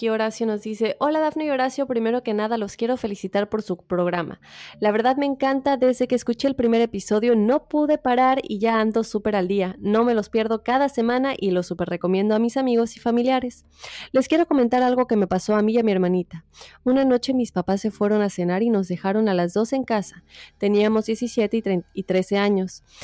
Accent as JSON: {"language": "Spanish", "town": "Mérida", "region": "Yucatán", "country": "Mexico", "said": "soy de Mérida."}